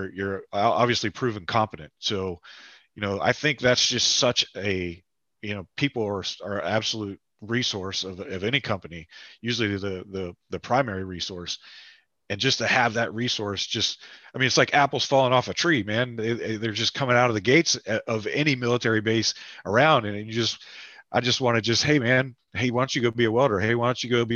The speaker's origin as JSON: {"language": "English", "town": "Parkersburg", "region": "West Virginia", "country": "United States", "tie": "born or raised there", "moved": "as an adult", "said": "I was back in my hometown last weekend for a wedding"}